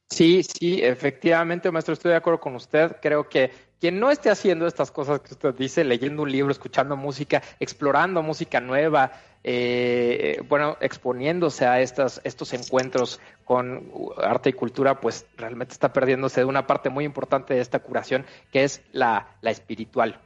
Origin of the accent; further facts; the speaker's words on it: Mexico; nos recuerda a los mexicanos